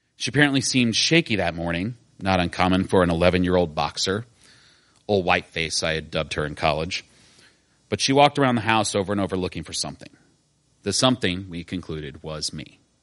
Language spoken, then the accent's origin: English; Decatur, Illinois, United States; I grew up in Decatur, Illinois